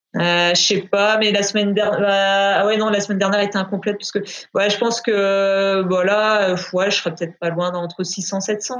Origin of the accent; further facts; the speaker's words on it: Brittany, France; je vis et je m'entraîne à, du côté de Rennes, donc je suis bretonne.